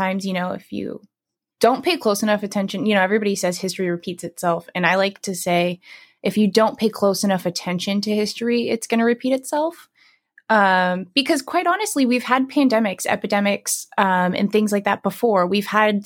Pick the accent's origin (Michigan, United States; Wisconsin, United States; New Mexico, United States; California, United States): California, United States; San Diego; I'm from San Diego. So we're both from California